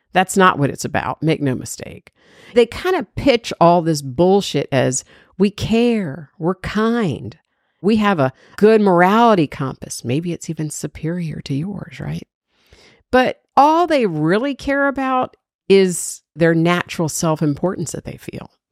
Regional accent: Georgia, United States; everybody knows I'm from Georgia

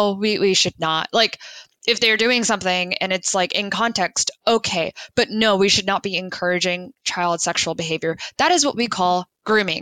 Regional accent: United States; just as an American

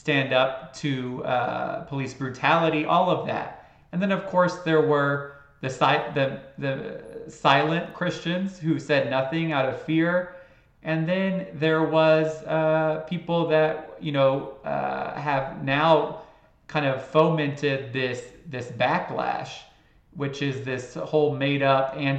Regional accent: Houston, Texas, United States; I grew up in Houston, Texas

